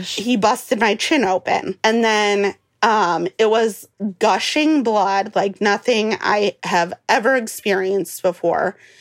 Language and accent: English; Cleveland, Ohio, United States; moved away as an adult; now in Missouri, United States; I was actually born and raised in Cleveland, Ohio